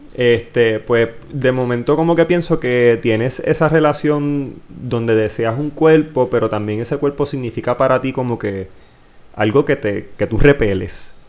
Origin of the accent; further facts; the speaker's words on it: Villalba, Puerto Rico; aunque yo no soy de Ponce, soy de Villalba